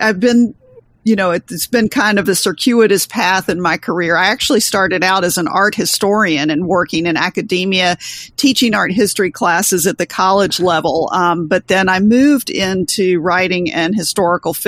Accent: the South, United States; I was born and raised in the South.

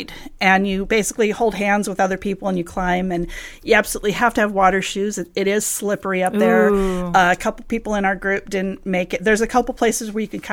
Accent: Southern California, United States; I grew up here in SoCal

